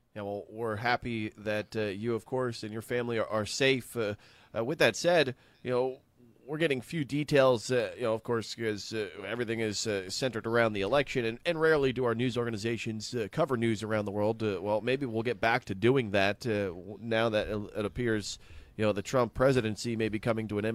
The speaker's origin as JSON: {"language": "English", "region": "New Jersey", "country": "United States", "tie": "born or raised there", "said": "growing up outside of New York City in, uh, New Jersey"}